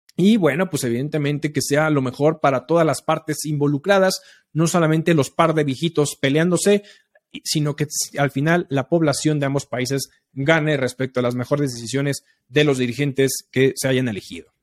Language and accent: Spanish; Mexico; nosotros como mexicanos